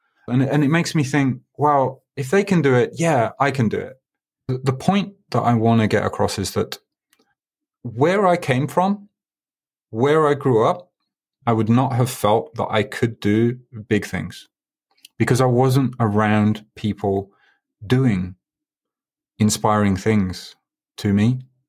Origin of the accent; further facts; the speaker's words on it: Birmingham, West Midlands, United Kingdom; now in Tokyo, Japan; I do consider Japan home. I've been here 16 years. I'm originally from Birmingham. I was there last week.